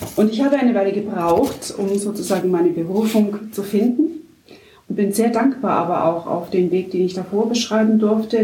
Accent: Markgröningen, Baden-Württemberg, Germany; also born or lived in Bietigheim-Bissingen; now in Pforzheim, Germany; Aufgewachsen bin ich in Markgröningen als Kind des Schäferlaufes.

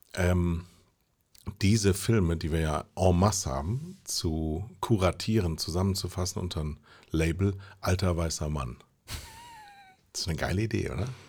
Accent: Mettmann, North Rhine-Westphalia, Germany; Das Ganze in der Nähe von Mettmann. Da komme ich nämlich her

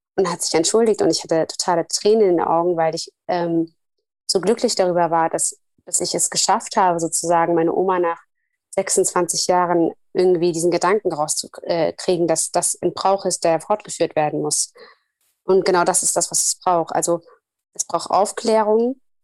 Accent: Somalia; moved away; Ich komme ja aus Somalia

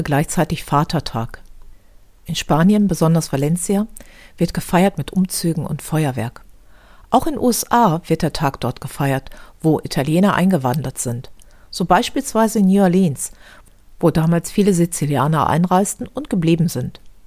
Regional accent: Düsseldorf, North Rhine-Westphalia, Germany; In meiner Heimatstadt Düsseldorf

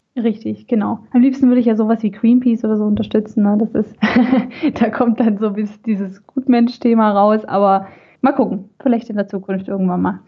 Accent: Swabia, Germany; accent: Swabian; also born or lived in Gummersbach area; now in Gummersbach, Germany; ich bin gebürtige Schwäbin, wie man vielleicht äh, auch heraushören kann

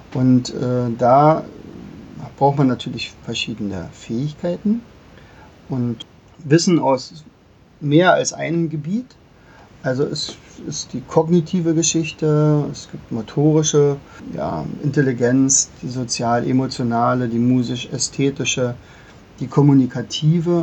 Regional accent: Germany; bei uns in Deutschland

